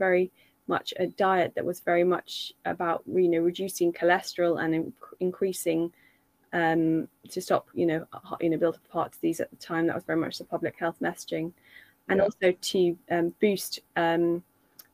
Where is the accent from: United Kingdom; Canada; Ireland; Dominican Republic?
United Kingdom; London; I grew up in London